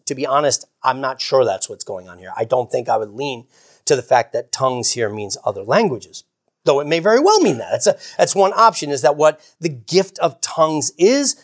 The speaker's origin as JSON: {"language": "English", "country": "United States", "tie": "born or raised there", "said": "I grew up in America"}